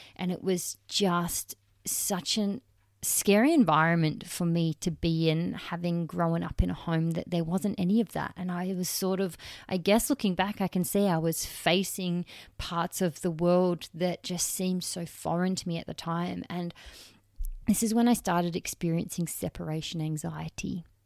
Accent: Perth, Western Australia, Australia; I was born in Perth, Western Australia, on May eighth, nineteen ninety

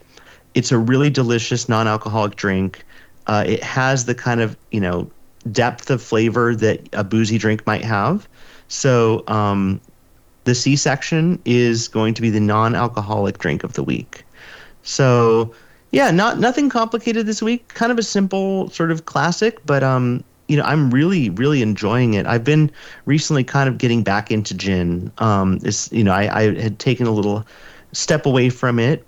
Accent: California, United States; Growing up in California

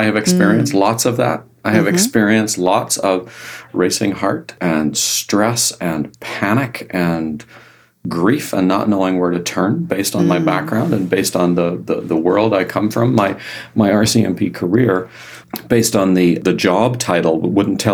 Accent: Ireland; I'm Irish

